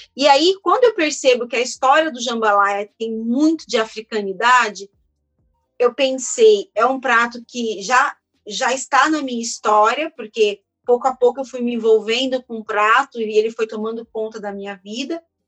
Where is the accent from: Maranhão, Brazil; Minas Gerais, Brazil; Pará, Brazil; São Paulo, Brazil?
São Paulo, Brazil; also born or lived in Feira de Santana, Bahia; sou baiana, mas eu fui criada aqui em São Paulo